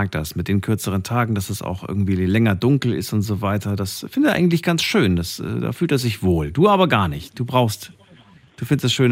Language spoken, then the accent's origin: German; Mainz, Rhineland-Palatinate, Germany; Äh, ich komme aus Mainz.